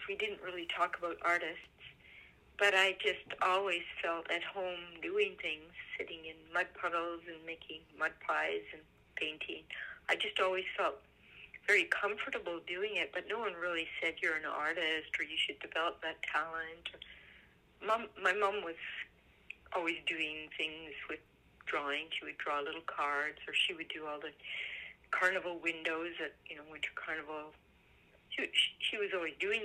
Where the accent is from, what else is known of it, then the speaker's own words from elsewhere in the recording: Vernon, British Columbia, Canada; also born or lived in Europe; I was born in Vernon